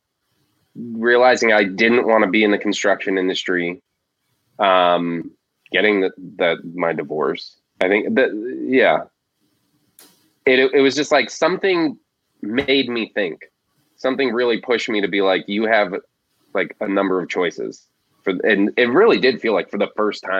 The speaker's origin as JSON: {"language": "English", "region": "Florida Keys", "country": "United States", "tie": "born or raised there", "said": "I grew up in the Florida Keys"}